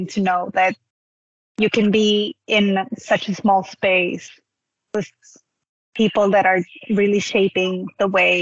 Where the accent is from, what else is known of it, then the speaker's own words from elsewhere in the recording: Peru; I'm from Peru